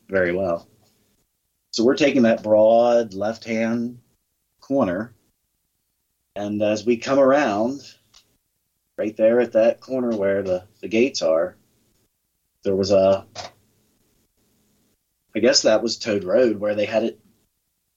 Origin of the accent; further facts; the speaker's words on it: York, Pennsylvania, United States; Hellam in my teenage years, and Crowley, Wrightsville, but all around that area